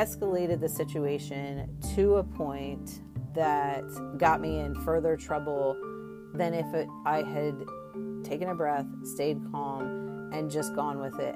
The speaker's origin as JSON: {"language": "English", "region": "Maryland", "country": "United States", "said": "I'm from Maryland"}